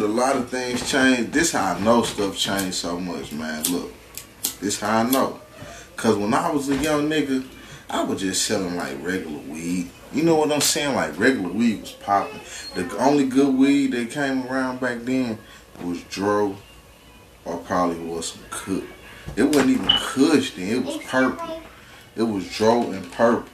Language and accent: English; St. Louis, Missouri, United States; I'm from the south side of St. Louis, so you know I went to Roosevelt, Rough Riders.